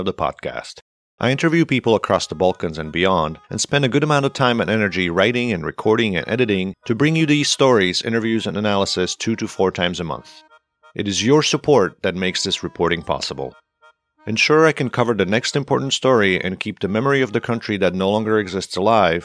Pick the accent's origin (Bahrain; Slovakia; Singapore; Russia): Slovakia; English is a second language; I'm of course from Slovakia